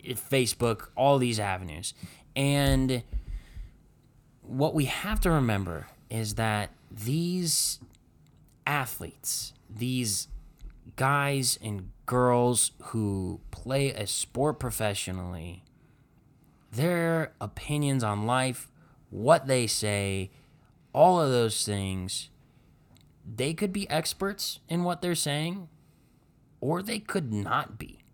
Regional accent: Cleveland, Ohio, United States; we grew up in Cleveland here

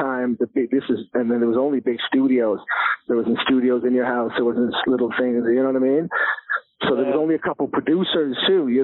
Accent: Toronto, Ontario, Canada; growing up in Toronto, it's been beautiful because we have multiple cultures.

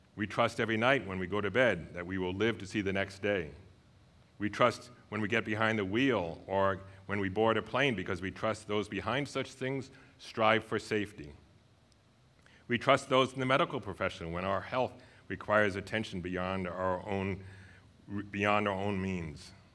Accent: New York, United States; moved away as an adult; also born or lived in Saint Paul, Minnesota; now in Inver Grove Heights, United States; taking charge of our yard at home when I grew up in New York

